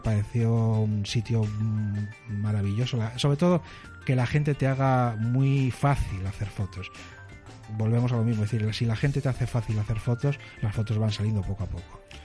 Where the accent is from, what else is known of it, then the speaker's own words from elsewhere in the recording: Spain; somos latinos, somos españoles